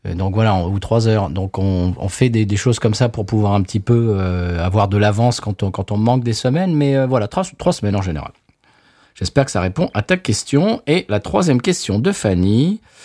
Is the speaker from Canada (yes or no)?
no; France; now in United States; on est français mais qu'on habite aux États-Unis